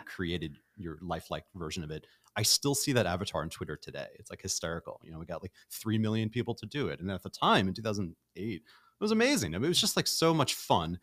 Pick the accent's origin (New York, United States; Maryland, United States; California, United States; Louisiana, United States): New York, United States; New York City; moved away as an adult; now in Los Angeles, United States; I'm from Brooklyn, and I've lived nowhere else but New York City